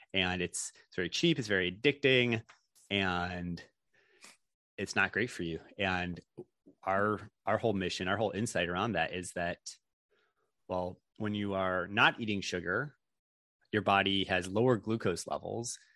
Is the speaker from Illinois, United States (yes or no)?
yes; Chicago, Illinois, United States; moved away; also born or lived in Stanford, California; I'm from Chicago originally